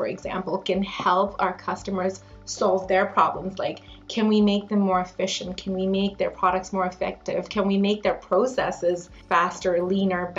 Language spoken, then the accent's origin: English; New Delhi, Delhi, India; now in London, Canada; I've been living in Canada for the past 20 years, but I grew up in New Delhi in India, and my family moved here to London, Ontario 20 years ago this year.